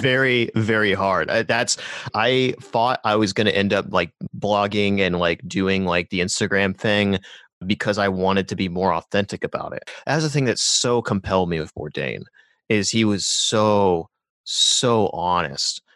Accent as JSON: {"language": "English", "region": "Rust Belt", "country": "United States", "tie": "born or raised there", "moved": "yes", "said": "my hometown, like, there's a Rust Belt town"}